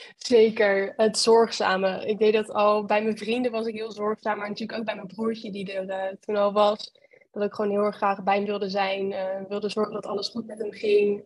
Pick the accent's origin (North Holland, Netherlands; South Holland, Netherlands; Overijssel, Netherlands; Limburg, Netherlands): South Holland, Netherlands; Westland; ik eh, kom uit het Westland. Dat is een uh, plaatsje tussen eh, Den Haag en Rotterdam in.